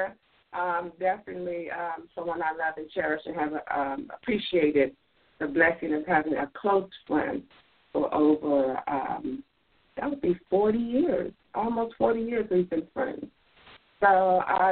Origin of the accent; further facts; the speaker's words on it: Washington, District of Columbia, United States; I am from Washington, D.C., not Chicago, not Atlanta, not New York. I am from Washington, D.C.